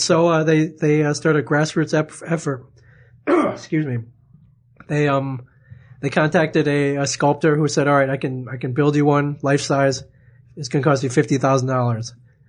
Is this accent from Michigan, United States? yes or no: yes; Ann Arbor, Michigan, United States; I grew up in Ann Arbor.